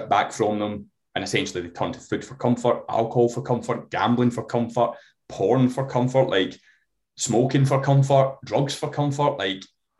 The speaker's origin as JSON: {"language": "English", "town": "Glasgow", "region": "Scotland", "country": "United Kingdom", "said": "I'm from Glasgow"}